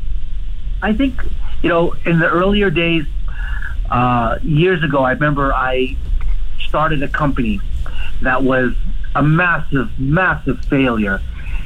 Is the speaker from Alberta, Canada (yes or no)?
yes; Edmonton, Alberta, Canada; also born or lived in Africa; I was born in Edmonton, but I left Edmonton when I was 6 years old, and we lived in Africa. And so I lived in Africa until I was 12 years old